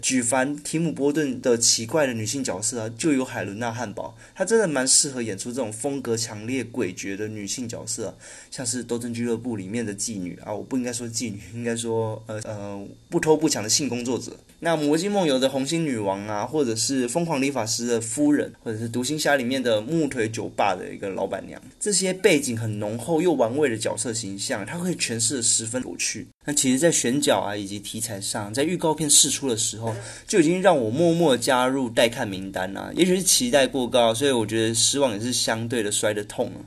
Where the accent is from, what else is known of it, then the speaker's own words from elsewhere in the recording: central Taiwan, Taiwan; 我本身是中部人